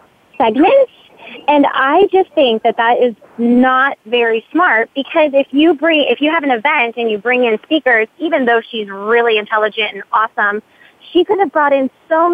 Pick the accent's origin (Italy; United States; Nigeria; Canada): United States; Dayton, Ohio; I'm actually back home in my hometown of Dayton, Ohio